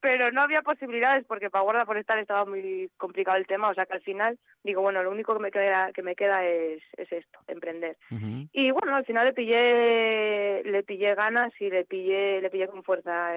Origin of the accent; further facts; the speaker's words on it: Boal, Asturias, Spain; moved away as an adult; yo soy de aquí de Boal